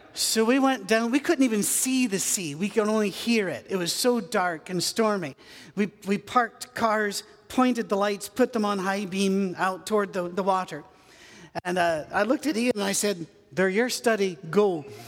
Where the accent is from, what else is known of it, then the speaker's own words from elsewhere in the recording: United Kingdom; I'm British.